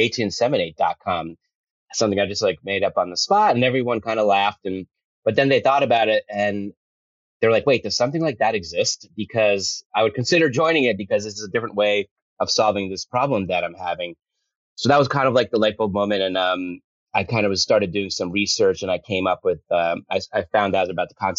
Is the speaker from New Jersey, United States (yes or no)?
yes; Fort Lee, New Jersey, United States; moved away as an adult; also born or lived in Los Angeles / New York City; I grew up in Fort Lee, New Jersey